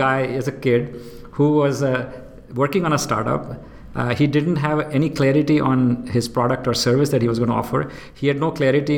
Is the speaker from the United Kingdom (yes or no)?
no; India; moved away as an adult; also born or lived in Austin, Texas, United States / Houston, United States; now in Singapore; I'm born and brought up in India, and I went to undergrad college in India